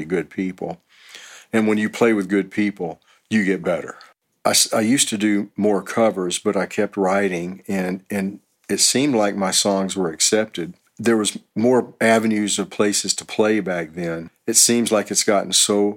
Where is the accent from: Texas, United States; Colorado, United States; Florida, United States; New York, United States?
Texas, United States; Houston; moved away as an adult; also born or lived in Los Angeles; now in Austin, United States; I'm originally from Houston, and in 88, I moved to Los Angeles for about 3 years